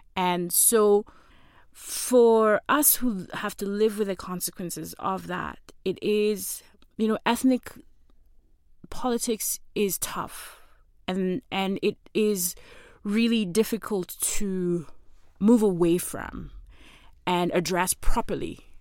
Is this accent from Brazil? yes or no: no; Kenya; as a Kenyan citizen